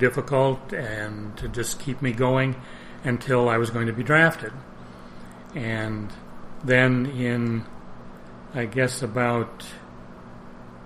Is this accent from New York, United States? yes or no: yes; Elmira, New York, United States; born or raised there; also born or lived in Ithaca, New York / Trumansburg, New York